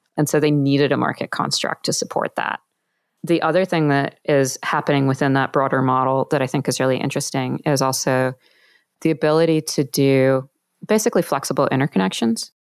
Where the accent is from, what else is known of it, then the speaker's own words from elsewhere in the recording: Australia; I'm from Australia.